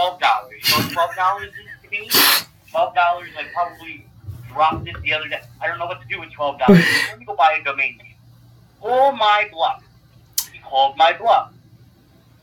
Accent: New York City, New York, United States; growing up in Staples as a child, a white kid in the Bronx

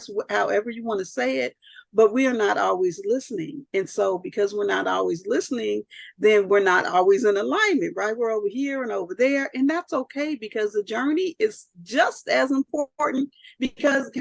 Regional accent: Southern California, United States; I'm from Southern California

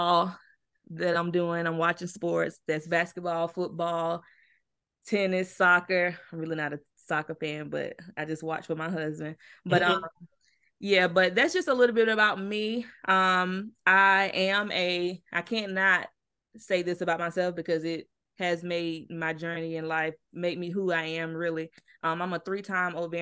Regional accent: Clinton, South Carolina, United States; moved away as an adult; also born or lived in Laurens, South Carolina; now in Charlotte, United States; I'm from South Carolina as well. I was born in Lawrence

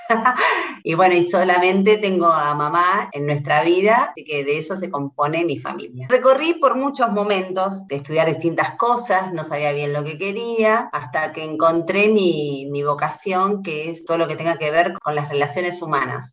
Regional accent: Trelew, Chubut, Argentina; now in Buenos Aires, Argentina; oriunda de Trelew, Chubut, Patagonia, Argentina

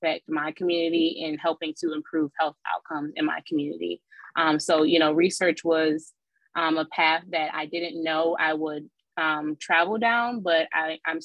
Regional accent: Detroit, Michigan, United States; I grew up in Detroit, Michigan for about 3 years. I was born there.

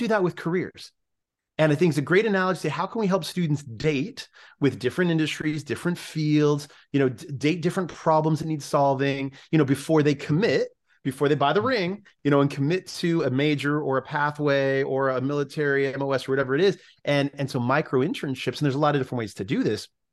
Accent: California, United States; my home state in California

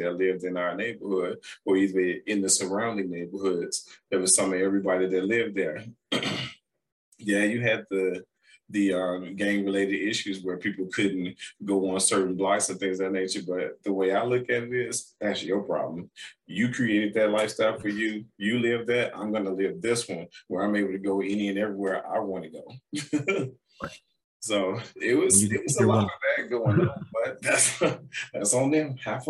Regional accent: Chicago, Illinois, United States; I said, I'm from Chicago. What's the problem?

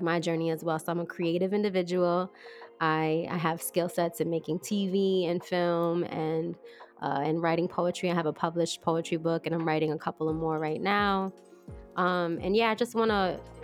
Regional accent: New York, United States; I'm from New York, and I trained in New York

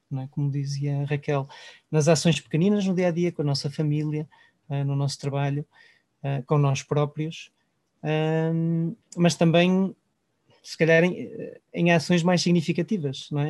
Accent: Portugal; valorizamos entre nós enquanto portugueses

